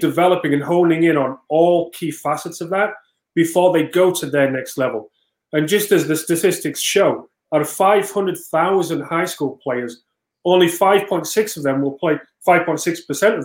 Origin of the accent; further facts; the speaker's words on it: England, United Kingdom; now in United States; I came from England